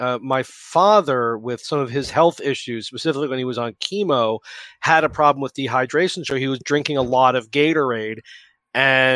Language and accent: English; New York City, New York, United States; I grew up in New York City